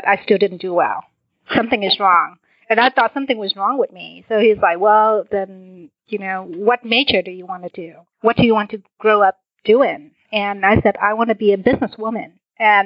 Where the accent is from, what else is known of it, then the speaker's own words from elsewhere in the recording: Vietnam; also born or lived in Washington, D.C. area, United States; now in Houston, United States; Originally, I'm from Vietnam. I was born a year after the war